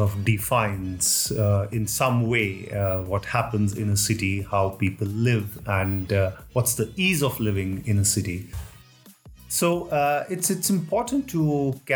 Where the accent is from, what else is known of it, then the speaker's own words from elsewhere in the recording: New Delhi, Delhi, India; moved away as an adult; also born or lived in Mumbai, India / Kolkata, India; now in Geneva, Switzerland; I grew up at New Delhi.